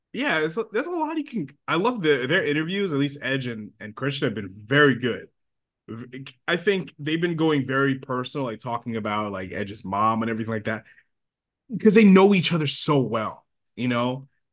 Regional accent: Long Island, New York, United States; we're from Long Island

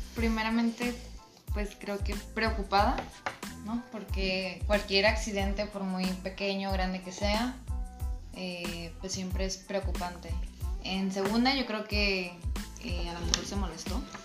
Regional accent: Mexico

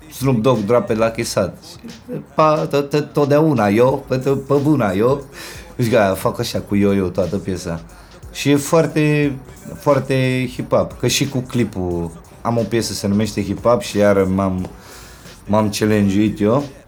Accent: Bucharest, Romania; de când m-am mutat din Titan în Berceni

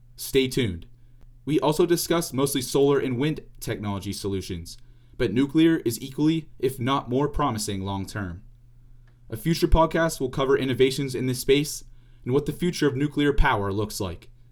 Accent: Pittsburgh, Pennsylvania, United States; also born or lived in Indiana University; In Pittsburgh, Pennsylvania, my hometown

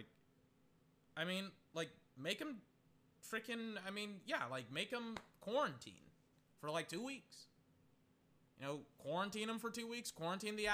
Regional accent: Texas, United States; I'm from Texas.

